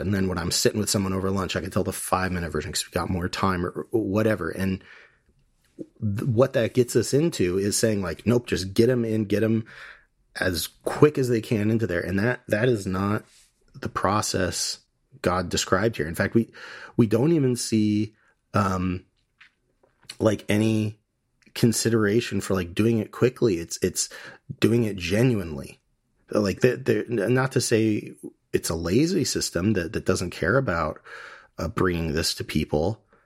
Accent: United States; we're Hellenistic, we're American, a lot of us

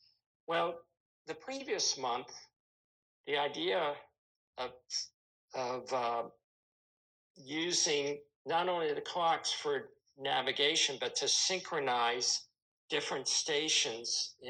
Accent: Oxon Hill, Maryland, United States; I grew up in Oxon Hill, Maryland. We never lived in Texas.

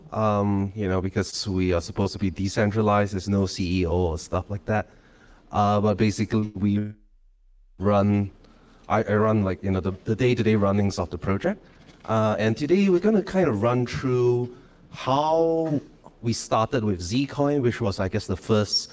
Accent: Malaysia; I am from Malaysia.

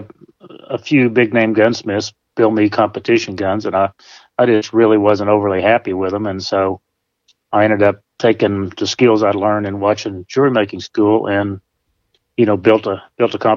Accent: Berryville, Arkansas, United States; moved away as an adult; also born or lived in Eureka Springs, Arkansas / Northeast Texas; now in Texas, United States; I was born in Eureka Springs and spent most of my life in Berryville

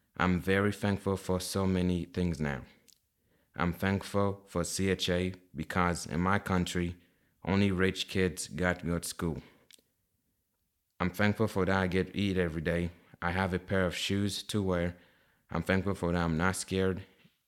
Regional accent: Kinshasa, DR Congo; moved away; I was raised in Kinshasa, the capital city of Democratic Republic of Congo

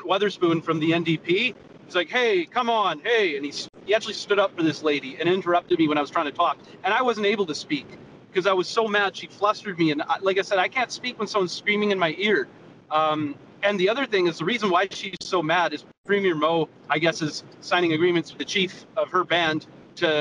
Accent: Canada; we're all Canadian

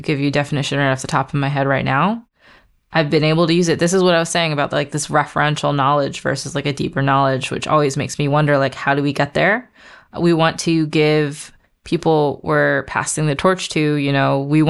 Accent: United States; also born or lived in Baltimore; I am American, but I'm also Burmese

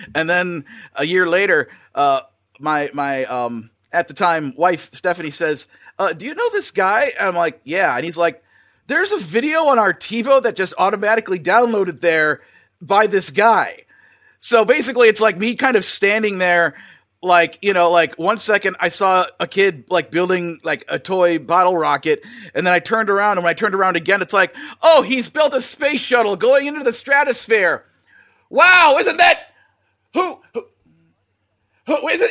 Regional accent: Wisconsin, United States; moved away as an adult; now in Burbank, United States; I'm originally from Wisconsin, uh, spent most of my life out in the Midwest

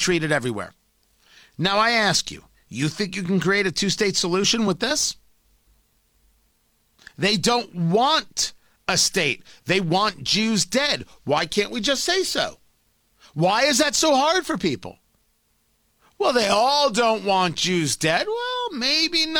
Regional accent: United States; I'm an American. We should be perfectly clear. America's my country.

